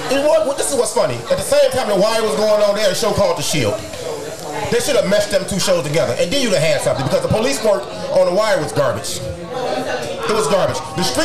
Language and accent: English; Chicago, Illinois, United States; I grew up in Chicago with some of the worst projects. Some of the most violent.